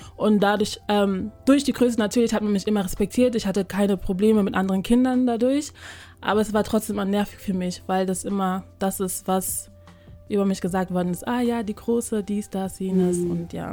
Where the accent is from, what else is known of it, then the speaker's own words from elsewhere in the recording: Germany; ich bin hier in Deutschland geboren, hier aufgewachsen und meine Eltern sind aus Ghana